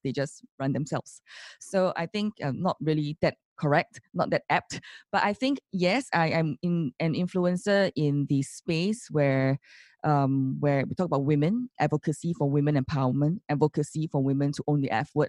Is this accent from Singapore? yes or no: yes; Singapore; as Singaporeans